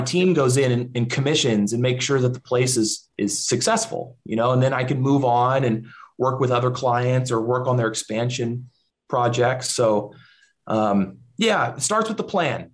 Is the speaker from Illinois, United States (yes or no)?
no; Central Valley, California, United States; also born or lived in Bay Area, California; I grew up in the Central Valley in California, where there's big agriculture all around